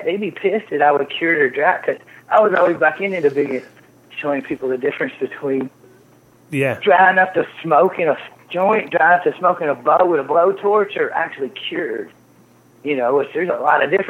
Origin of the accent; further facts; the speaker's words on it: Kentucky, United States; moved away; also born or lived in Amsterdam / Canada; I grew up in Kentucky.